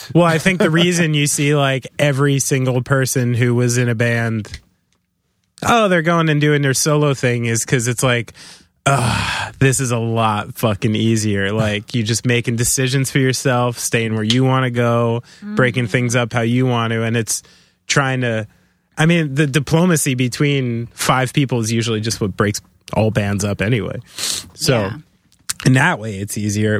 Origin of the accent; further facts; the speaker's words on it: New Jersey, United States; I'm from New Jersey